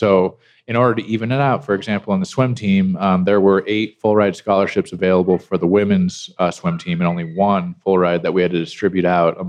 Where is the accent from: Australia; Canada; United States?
United States; Loveland, Colorado; also born or lived in Tampa, Florida; my extended relatives are from California, yeah. But I was born and raised in Colorado, in Loveland.